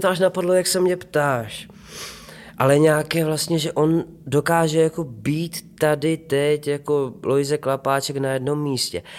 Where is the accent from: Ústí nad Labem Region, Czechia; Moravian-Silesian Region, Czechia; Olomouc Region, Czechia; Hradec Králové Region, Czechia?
Olomouc Region, Czechia; Prostějov; now in Ostrava, Czechia; potom jsme se přestěhovali do Prostějova a tam už to začalo. Dramaťáček na škole, eh, základní umělecká škola, amatérské divadlo